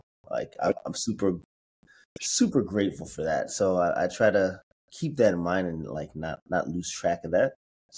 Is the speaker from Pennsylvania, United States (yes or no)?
yes; Pittsburgh, Pennsylvania, United States; I'm from Pittsburgh.